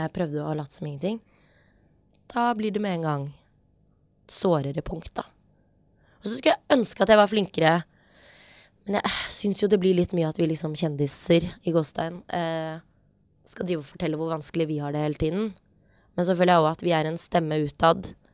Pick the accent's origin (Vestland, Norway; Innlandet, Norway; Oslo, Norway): Oslo, Norway; Vi har vokst opp på Hauketo